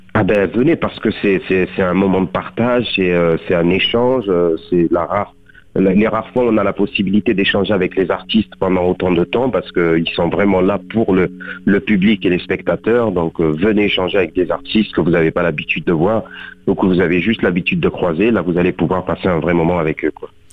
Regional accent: Beaucaire, Occitania, France; moved away as an adult; also born or lived in Tarascon; now in Paris, France; je suis né à Tarascon, j'ai grandi à Beaucaire, je suis de parents de culture marocaine et je suis né en France. J'ai grandi dans le sud, je vis à Paris

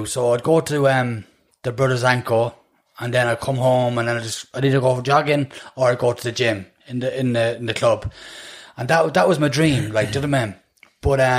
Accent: Dublin, Leinster, Ireland; also born or lived in Manchester, England / Coolock, Dublin; now in Dublin, Ireland; We grew up in Finglas. And I was always, when, from that side I was in, then we moved to Dunsink.

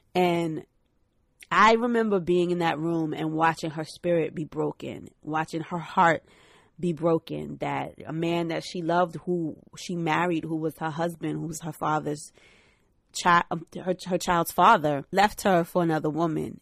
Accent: New York City, New York, United States; I'm from Brooklyn. Shout out Brooklyn. Shout out Reverb Projects. where, uh, Fab is from. It's literally up the street from where I grew up

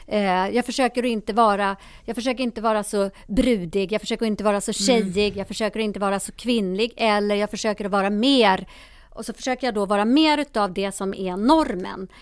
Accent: Sweden; also born or lived in Ethiopia; Jag är själv adopterad från Etiopien och kom hit som bebis 1971

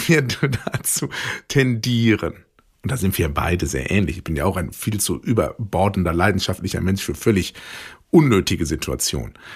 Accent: Ruhr area, North Rhine-Westphalia, Germany; bei uns im Ruhrgebiet, wo ich groß geworden bin

